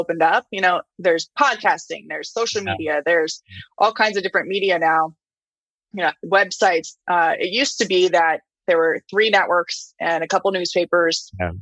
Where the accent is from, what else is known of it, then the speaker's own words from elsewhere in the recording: Flagstaff, Arizona, United States; my hometown of Flagstaff